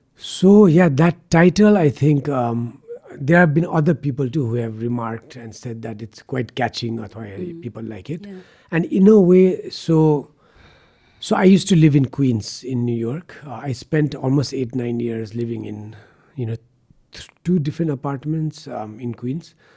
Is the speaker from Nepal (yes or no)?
yes; Kathmandu, Bagmati, Nepal; also born or lived in United States / Patan; I grew up in Baneshwar